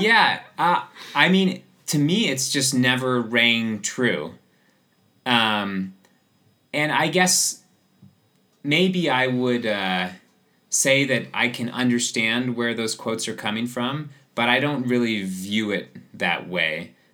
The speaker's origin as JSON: {"language": "English", "town": "Seattle", "region": "Washington", "country": "United States", "tie": "born or raised there", "also_born_or_lived": "Squamish, Canada", "moved": "yes", "lives_now": "Chamonix, France", "said": "I grew up in Seattle"}